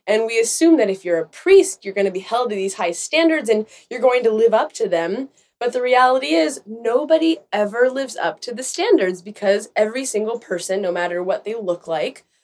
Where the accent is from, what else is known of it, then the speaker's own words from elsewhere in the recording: Israel; where I grew up in Israel for part of my life and went to an Orthodox school.